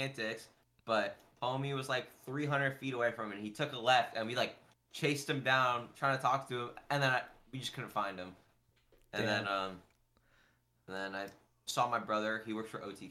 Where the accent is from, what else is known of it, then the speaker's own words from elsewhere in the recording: Orange County, California, United States; I'm from Orange County